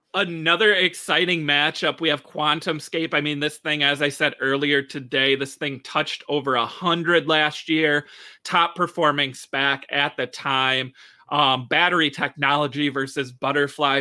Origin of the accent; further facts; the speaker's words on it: Michigan, United States; here in my home state of Michigan